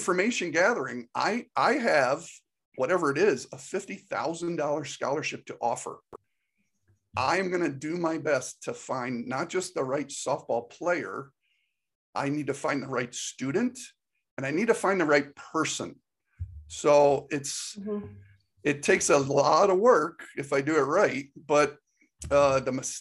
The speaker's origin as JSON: {"language": "English", "region": "Northeast", "country": "United States", "tie": "born or raised there", "moved": "as an adult", "lives_now": "Georgia, United States", "said": "I grew up in the Northeast"}